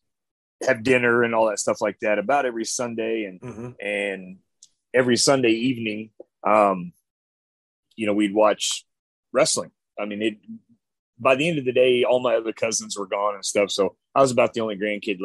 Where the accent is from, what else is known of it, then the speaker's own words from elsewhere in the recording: Chillicothe, Missouri, United States; I'm actually from a small little town called Chillicothe, Missouri